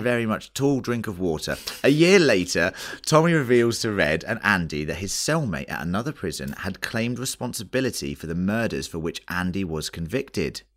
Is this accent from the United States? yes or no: no; England, United Kingdom; we're English